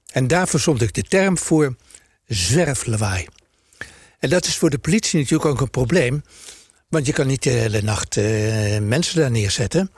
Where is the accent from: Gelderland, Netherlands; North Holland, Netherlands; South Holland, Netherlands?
North Holland, Netherlands; Amsterdam; we zijn geboren en getogen in Amsterdam